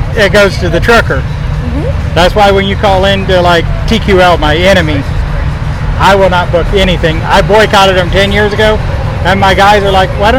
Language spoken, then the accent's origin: English; West Central Illinois, United States; grew up in West Central Illinois farming country